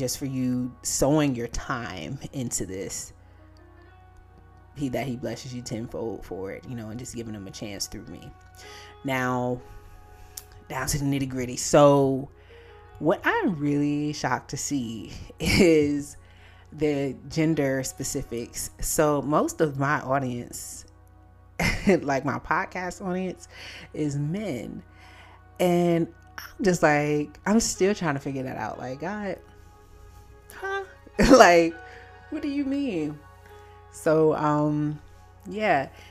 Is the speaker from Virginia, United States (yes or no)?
yes; Virginia, United States; my home state, and that's Virginia